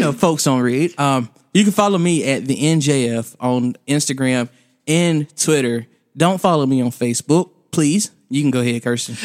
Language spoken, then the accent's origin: English; the South, United States; I'm from the South